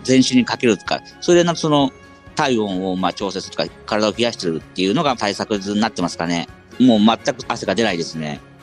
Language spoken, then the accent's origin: Japanese; Gunma, Japan; 地元私群馬なんですけども